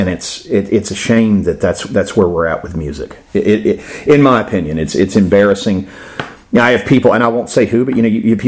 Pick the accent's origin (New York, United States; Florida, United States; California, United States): Florida, United States; I'm in my 40s. I grew up in Florida.